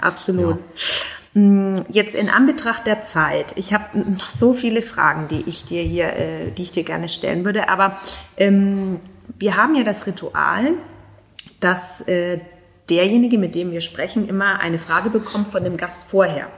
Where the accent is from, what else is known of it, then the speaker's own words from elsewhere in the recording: Germany; bei uns in Deutschland